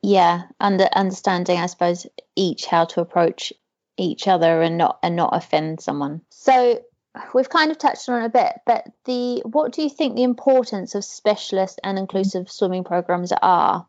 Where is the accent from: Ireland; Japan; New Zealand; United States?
New Zealand; moved away; growing up in New mm-hmm. Zealand